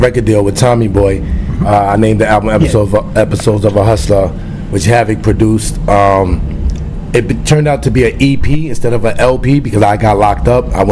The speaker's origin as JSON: {"language": "English", "town": "New York City", "region": "New York", "country": "United States", "tie": "born or raised there", "said": "we grew up together in Queensbridge"}